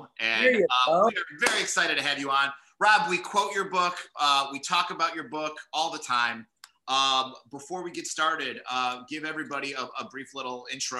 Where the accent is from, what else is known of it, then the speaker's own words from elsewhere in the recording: Indiana, United States; I was a kid growing up in Indiana